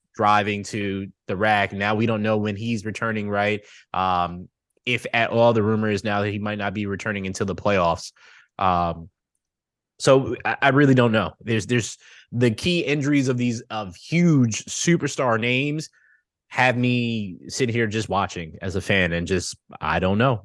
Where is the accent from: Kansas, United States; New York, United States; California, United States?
New York, United States; being a New Yorker